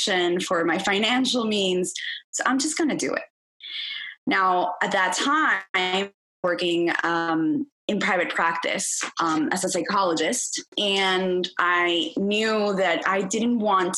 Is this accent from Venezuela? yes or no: yes; Venezuela; moved away; I grew up in Venezuela. That's where I'm originally from.